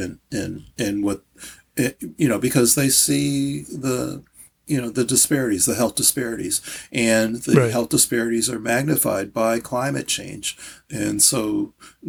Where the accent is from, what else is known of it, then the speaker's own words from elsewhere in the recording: St. Louis, Missouri, United States; moved away; also born or lived in Baltimore, Maryland / Kansas City, Missouri / Hartford, Connecticut; I was born in St. Louis